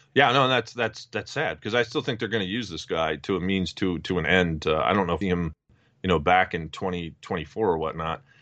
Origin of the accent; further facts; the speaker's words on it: New Jersey, United States; my home state of New Jersey